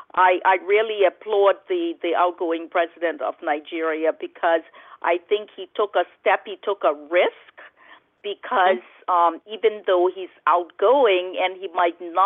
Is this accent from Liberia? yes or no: yes; Liberia; growing up in Liberia, as a child, you're so innocent. You don't understand certain things. And at the time when I grew up in Liberia